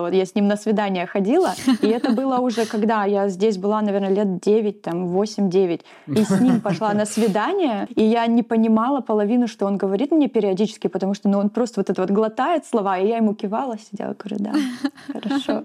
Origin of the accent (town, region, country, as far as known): Russia; moved away as an adult; now in New Zealand